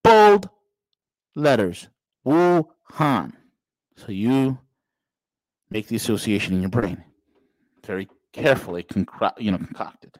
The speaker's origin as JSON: {"language": "English", "region": "New York", "country": "United States", "said": "being a New Yorker"}